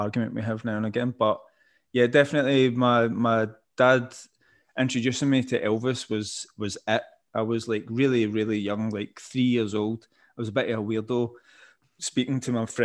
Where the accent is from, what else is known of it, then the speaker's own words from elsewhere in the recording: Paisley, Scotland, United Kingdom; growing up in Paisley